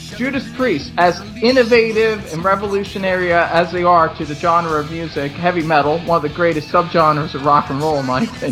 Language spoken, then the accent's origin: English; Pennsylvania, United States; moved away; we're originally from Pennsylvania